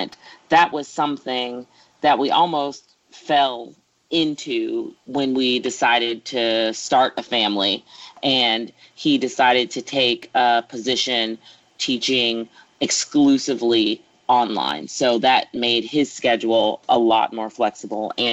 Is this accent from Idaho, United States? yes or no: no; Atlanta, Georgia, United States; I grew up in Atlanta